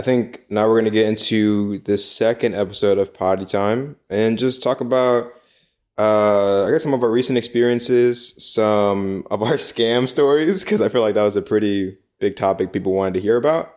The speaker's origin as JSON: {"language": "English", "country": "United States", "moved": "as an adult", "lives_now": "Taiwan", "said": "our experiences in Taiwan as American expats"}